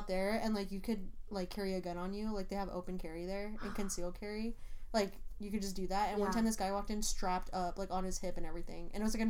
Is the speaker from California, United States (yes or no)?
yes; California, United States; also born or lived in Virginia; Yeah, but I'm also from California